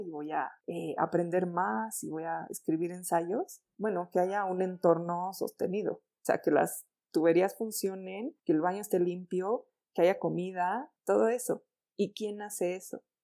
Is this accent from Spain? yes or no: no; Mexico; Quienes vivimos en las grandes urbes y además ahí sí somos mexicanos